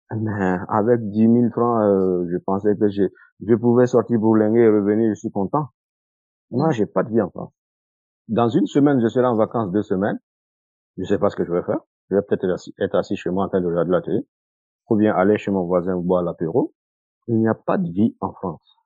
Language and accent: French; Burkina Faso; moved away; j'avais prévu de rentrer au Burkina, comme je l'ai dit, en 2015